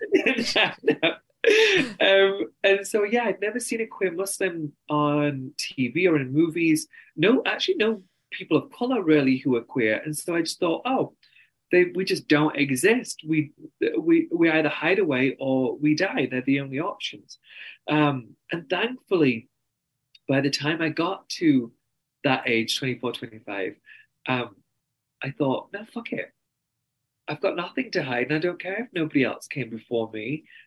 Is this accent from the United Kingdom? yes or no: yes; England, United Kingdom; accent: very strong English accent; moved away as an adult; also born or lived in New York, United States; now in Salt Lake City, United States; I'm very English, and that means my family's my therapist